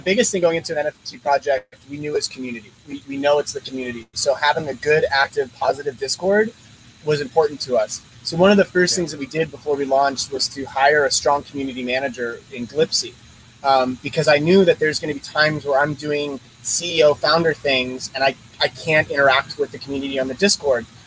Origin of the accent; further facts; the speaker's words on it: Philadelphia, Pennsylvania, United States; moved away; I'm originally from from Philly